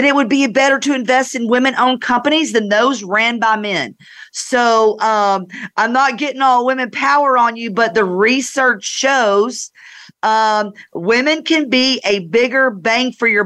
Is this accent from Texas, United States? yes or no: no; North Georgia, United States; I grew up in North Georgia